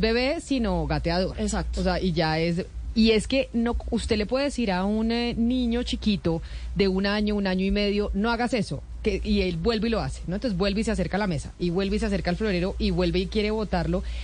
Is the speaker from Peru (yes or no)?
no; Colombia; como colombiana